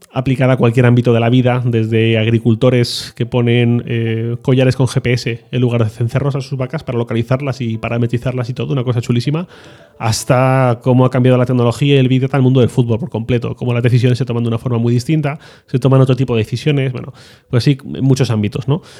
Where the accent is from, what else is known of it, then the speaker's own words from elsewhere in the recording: Valencian Community, Spain; yo soy valenciano